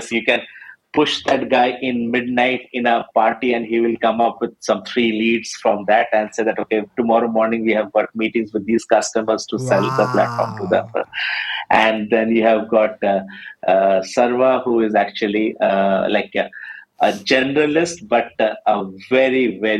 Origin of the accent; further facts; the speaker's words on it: Madhya Pradesh, India; also born or lived in Ranchi / Calcutta / Chhattisgarh; I was born in Ranchi, but I grew largely between Calcutta, very, very few years, and then I had most of my schooling in Madhya Pradesh and Chhattisgarh, not in very big cities